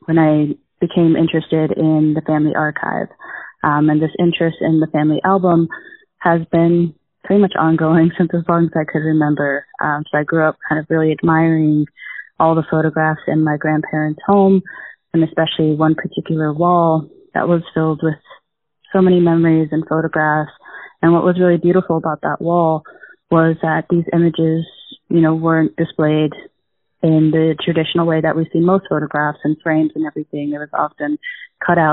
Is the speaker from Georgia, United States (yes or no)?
no; Albuquerque, New Mexico, United States; now in Madison, United States; I'm originally from Albuquerque, New Mexico, but currently live in Madison, Wisconsin